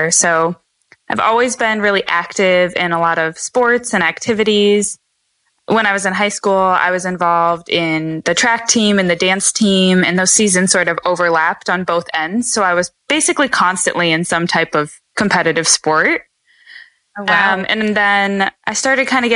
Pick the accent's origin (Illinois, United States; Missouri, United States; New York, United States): Illinois, United States; outside of Chicago; moved away as an adult; also born or lived in California; I grew up outside of Chicago